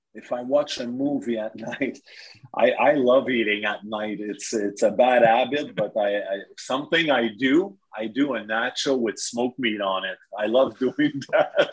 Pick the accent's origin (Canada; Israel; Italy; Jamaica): Canada; Saint-Jérôme, Quebec; my hometown where I grew up, played minor hockey in St. Jerome